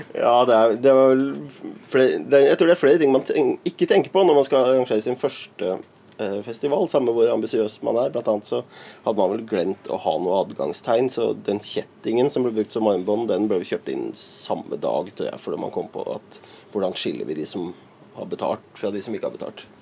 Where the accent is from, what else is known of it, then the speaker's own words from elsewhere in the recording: Lier, Buskerud, Norway; deler av oppveksten i Lier